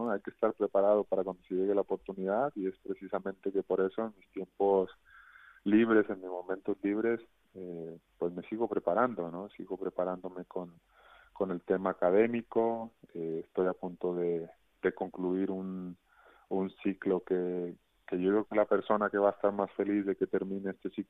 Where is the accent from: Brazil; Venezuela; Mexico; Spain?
Mexico; una muy bonita canción como mexicano